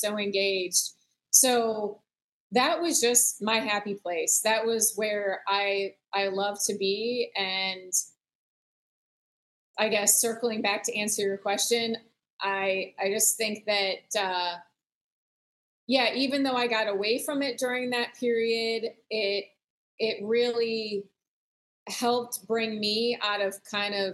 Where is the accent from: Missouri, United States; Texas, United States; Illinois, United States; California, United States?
Illinois, United States; the Midwest, suburbs of Chicago; moved away as an adult; also born or lived in Michigan; now in Florida, United States; growing up in the Midwest, spending time fishing in the suburbs of Chicago